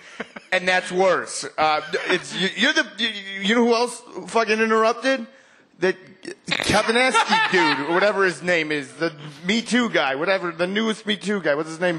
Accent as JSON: {"language": "English", "town": "Chicago", "region": "Illinois", "country": "United States", "tie": "born or raised there", "said": "I grew up right at Irving and Western, just about a mile north of here."}